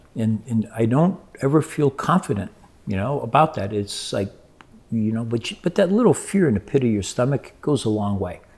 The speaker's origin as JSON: {"language": "English", "country": "Brazil", "tie": "born or raised there", "also_born_or_lived": "New Jersey", "moved": "yes", "said": "I grew up in Brazil"}